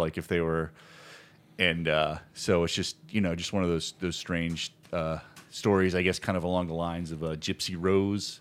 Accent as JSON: {"language": "English", "region": "Virginia", "country": "United States", "tie": "born or raised there", "said": "I grew up in Virginia"}